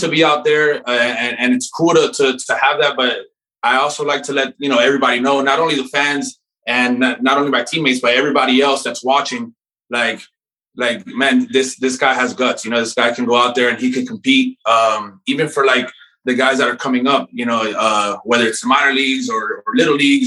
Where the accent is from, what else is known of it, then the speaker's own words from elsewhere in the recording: Miami, Florida, United States; I grew up in Miami